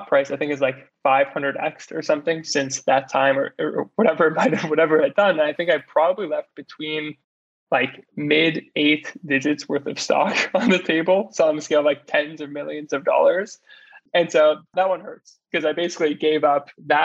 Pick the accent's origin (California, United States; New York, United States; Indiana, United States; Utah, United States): New York, United States; also born or lived in Montreal, Canada; grew up in New York